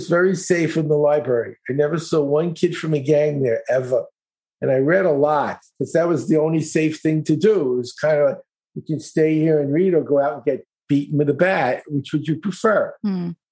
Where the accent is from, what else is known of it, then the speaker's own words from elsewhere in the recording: New York City, New York, United States; I grew up in East New York, Brooklyn.